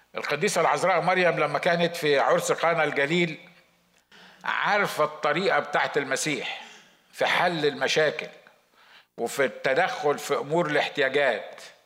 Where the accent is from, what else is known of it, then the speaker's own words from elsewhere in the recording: Egypt; moved away; عندنا في مصر